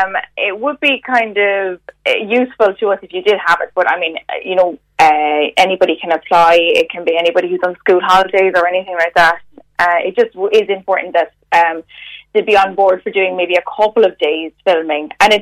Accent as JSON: {"language": "English", "town": "Limerick", "region": "Munster", "country": "Ireland", "said": "Well, I'm actually from Limerick"}